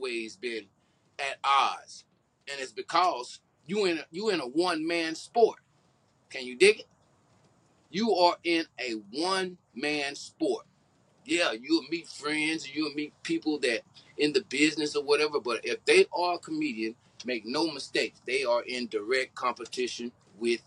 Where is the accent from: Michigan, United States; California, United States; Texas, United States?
Texas, United States; Houston; my hometown of Houston, Texas